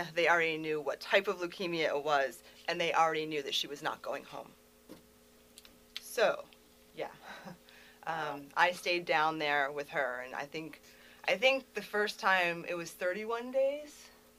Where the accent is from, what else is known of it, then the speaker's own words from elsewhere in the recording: Harford County, Maryland, United States; So, in a lot of ways, I'm from Harford County. My mom worked on post.